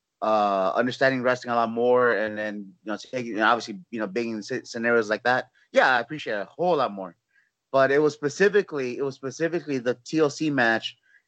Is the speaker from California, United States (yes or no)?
yes; Los Angeles, California, United States; moved away as an adult; also born or lived in Orlando, Florida; now in San Antonio, United States; which I'm born and raised in California.